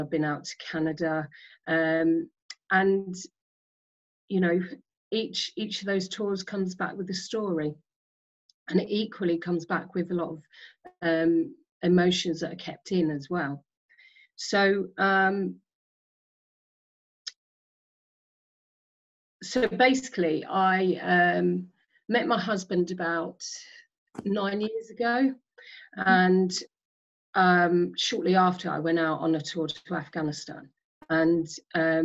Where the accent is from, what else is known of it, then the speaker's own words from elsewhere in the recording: Isle of Sheppey, Kent, South East England, United Kingdom; moved away as an adult; I grew up on the Isle of Sheppey in Kent